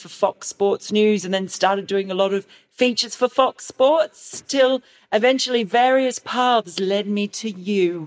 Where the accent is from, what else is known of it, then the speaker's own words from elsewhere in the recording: New South Wales, Australia; I'm from New South Wales